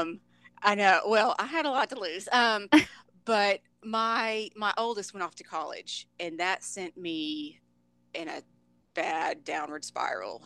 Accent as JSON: {"language": "English", "area": "Dallas Fort Worth", "region": "Texas", "country": "United States", "tie": "born or raised there", "said": "born and raised in the Dallas Fort Worth, Texas area."}